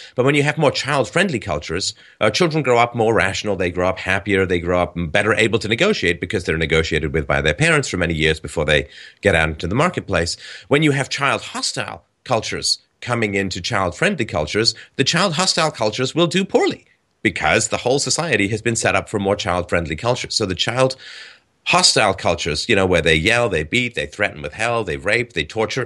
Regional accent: England, United Kingdom; when I was a kid, in England, we would have my German relatives come over

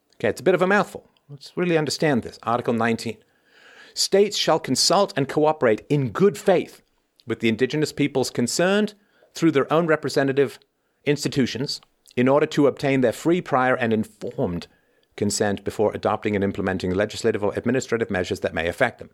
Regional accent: Ireland; moved away; I was born in Ireland. I spent a significant portion of my childhood in Ireland.

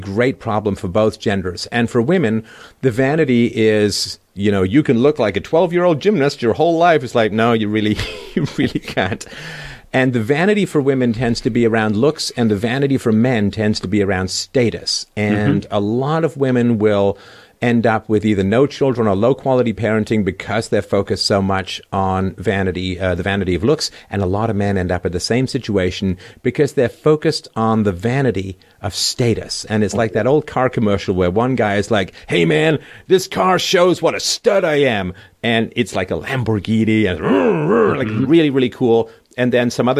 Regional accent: London, United Kingdom; my little apartment that I grew up in London

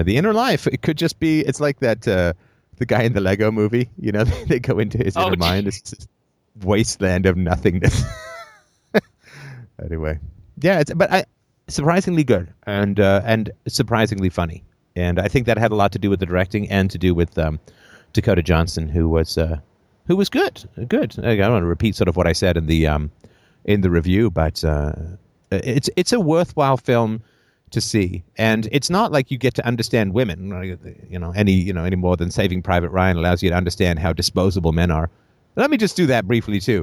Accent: Ireland; moved away; I was born in Ireland

